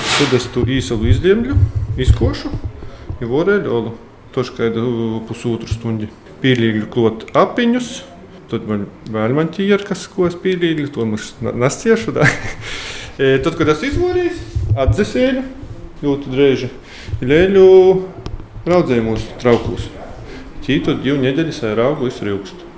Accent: Latvia; mēs esam latvieši

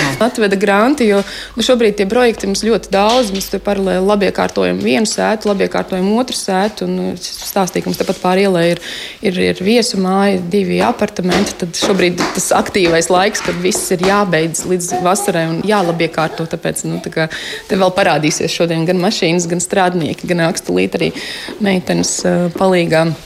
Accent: Engure, Tukums Municipality, Latvia; also born or lived in Riga; Es esmu no Angūras, jā. Nu, nu kopš 13 gadu vecuma es eh, pārcēlos šeit dzīvot pie vecākiem

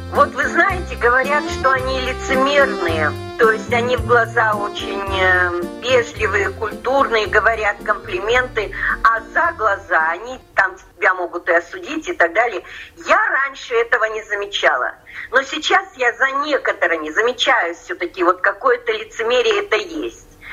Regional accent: Russia; moved away as an adult; now in England, United Kingdom

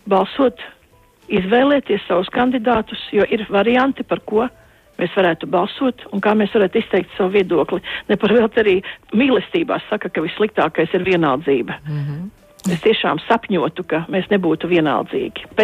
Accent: Latvia; Mēs esam tālu no Latvijas, bet mums ir radi draugi un mēs arī viena liela daļa atgriezīsimies Latvijā.

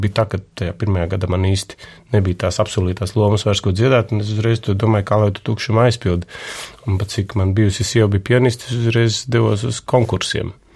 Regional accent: Latvia

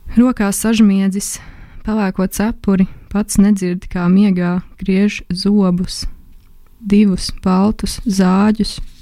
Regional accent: Jūrmala, Latvia; also born or lived in Riga; sākumā es dzīvoju Rīgā, līdz kaut kādai otrai klasē. Mēs dzīvojam Rīgā. Un eh, pēc tam es pārvācos uz Jurmālu

